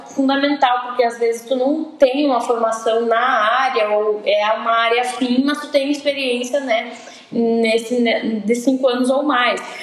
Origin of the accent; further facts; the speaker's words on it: Santa Rosa, Rio Grande do Sul, Brazil; also born or lived in Santa Maria; eu nasci em Santa Rosa e fui cursar Publicidade e Propaganda na Universidade